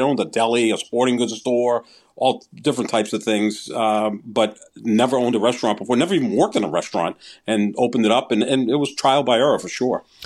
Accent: Somerville, Massachusetts, United States; Steve's, which was in Somerville, my hometown

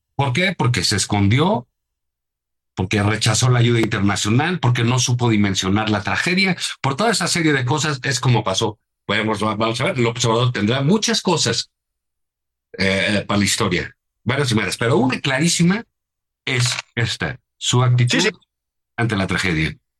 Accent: Mexico City, Mexico; los que vivimos en la Ciudad de México

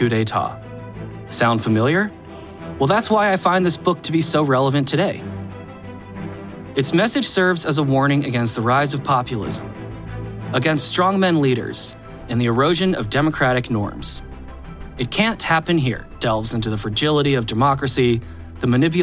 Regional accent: Atlanta, Georgia, United States; now in Brooklyn, United States; I'm from Atlanta, currently live in Brooklyn

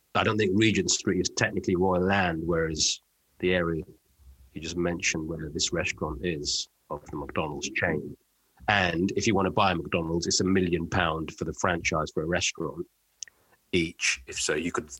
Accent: United Kingdom; being British.

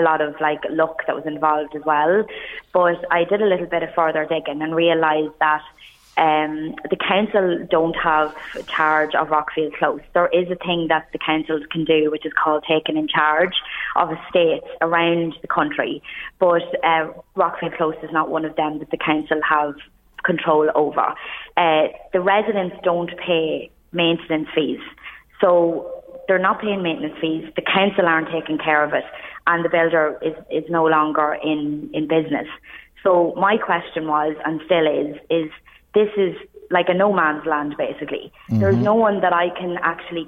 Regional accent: Ireland; I was in RD, my hometown, on Saturday night

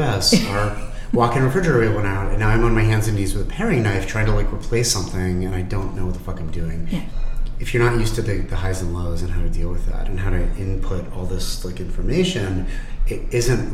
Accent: Pittsburgh, Pennsylvania, United States; now in Philadelphia, United States; we grew up in Squirrel Hill, Pittsburgh

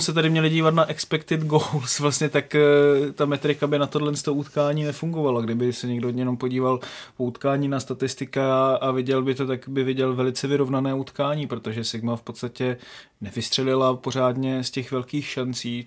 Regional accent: Haná, Olomouc Region, Czechia; Já jsem z Hané

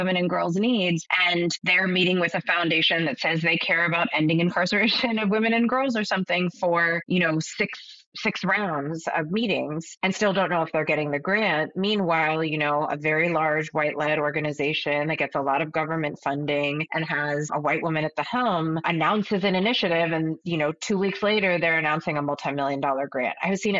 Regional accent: Pakistan; I think as a Pakistani woman, as a Muslim woman

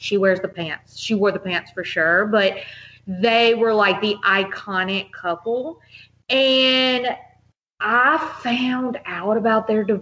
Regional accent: Mississippi, United States; I was from Mississippi

